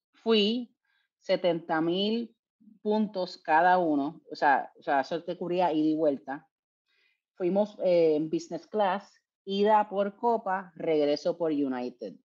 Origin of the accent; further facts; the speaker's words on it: Puerto Rico; yo soy de Puerto Rico